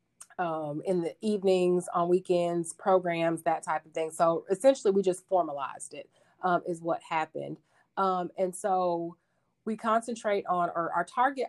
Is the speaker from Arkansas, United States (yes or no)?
yes; Arkadelphia, Arkansas, United States; moved away as an adult; also born or lived in Texas / Denver, Colorado / Utah; I grew up in a town, a small town in Arkansas called Arkadelphia